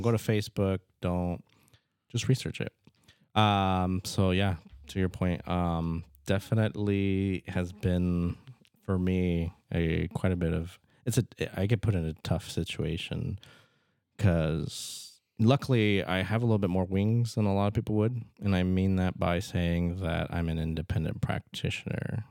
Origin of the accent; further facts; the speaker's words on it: Fremont, Nebraska, United States; moved away as an adult; also born or lived in Omaha, Nebraska; now in Norfolk, United States; I'm from Fremont